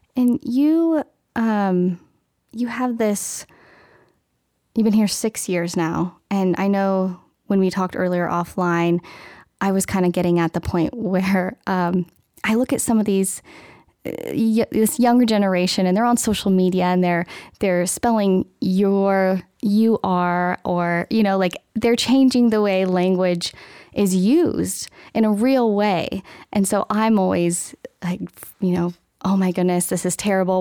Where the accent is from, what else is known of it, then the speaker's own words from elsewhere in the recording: Medford, Oregon, United States; also born or lived in Eugene, Oregon; now in Western Colorado, United States; I'm actually from Oregon